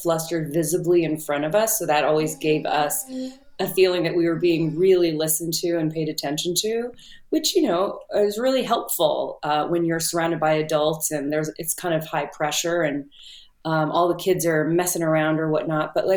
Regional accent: Southern California, United States; I'm from Southern California.

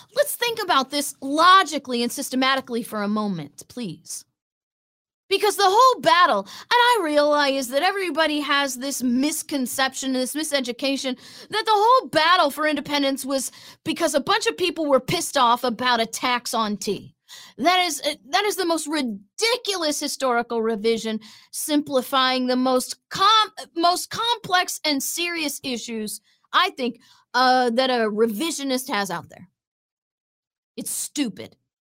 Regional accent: Florida, United States; a satellite office in my hometown

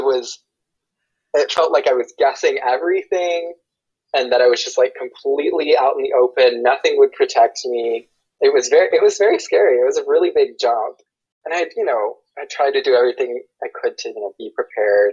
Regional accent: Asheville, North Carolina, United States; moved away as an adult; also born or lived in Seoul, South Korea; now in Washington, D.C., United States; I'm from Asheville, North Carolina, in the US.

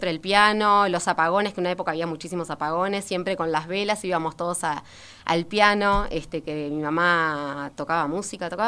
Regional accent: Montevideo, Uruguay; No, en realidad no, en realidad no nací en Positos. A los tres años este, fui a Positos. Este, este vivía en Goes

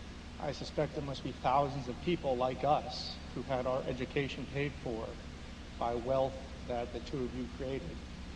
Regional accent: Cincinnati, Ohio, United States; I'm a shareholder, and I'm here from Cincinnati, Ohio.

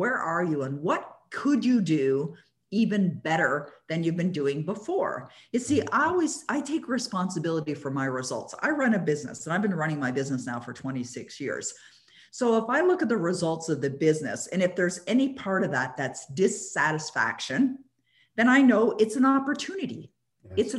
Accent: Toronto, Ontario, Canada; moved away; I used to live in Toronto, born and raised in Toronto.

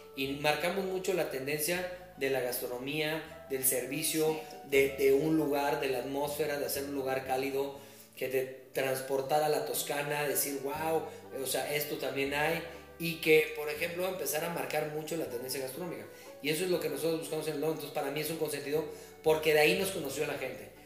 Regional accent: Querétaro, Mexico; also born or lived in Mexico City; nací en la Ciudad de México, pero llevo prácticamente toda mi vida viviendo aquí en Querétaro. Yo llegué de un año

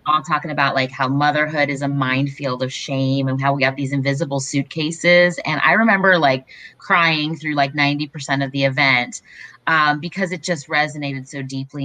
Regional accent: Raleigh, North Carolina, United States; I grew up in Raleigh

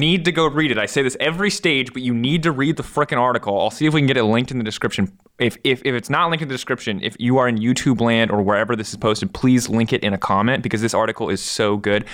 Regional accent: United States; I'm an American

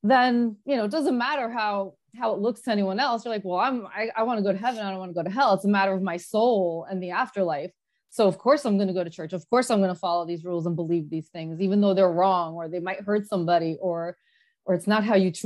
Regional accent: New Jersey, United States; moved away as an adult; also born or lived in Los Angeles; now in California, United States; We were born and raised in Jersey

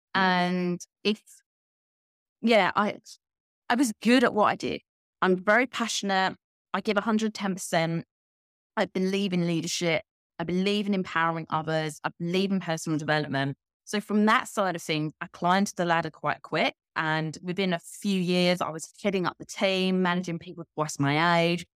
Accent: Kent, South East England, United Kingdom; moved away as an adult; also born or lived in London; now in Valencia, Spain; I actually grew up in, if anyone knows England, Kent, it's like the county next t, to London

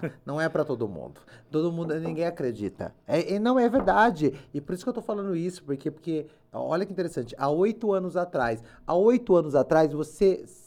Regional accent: Limeira, São Paulo, Brazil; eu sou de Limeira

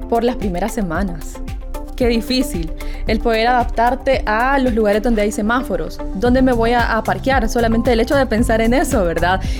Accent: Usulután, El Salvador; yo soy originaria de Usulután y sí, estuve viajando por seis años y medio hasta San Miguel para poder estudiar en la Universidad de El Salvador

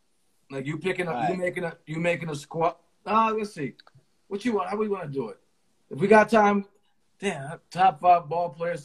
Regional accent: Connecticut, United States; I'm from Connecticut

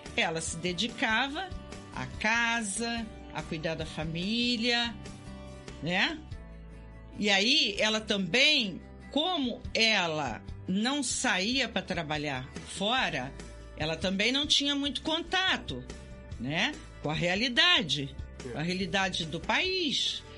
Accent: Volta Redonda, Rio de Janeiro, Brazil; eu morava em Volta Redonda, eu sou de Volta Redonda, nascido em Volta Redonda

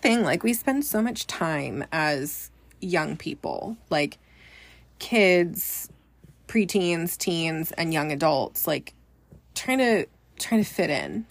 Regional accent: Bay Area, Northern California, United States; I am from Northern California, the Bay Area, born and raised there.

